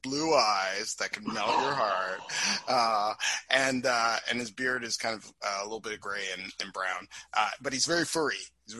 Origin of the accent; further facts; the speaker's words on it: Toronto, Ontario, Canada; I encompass a lot of different ethnicities inside my history. I was born and raised in Toronto, Canada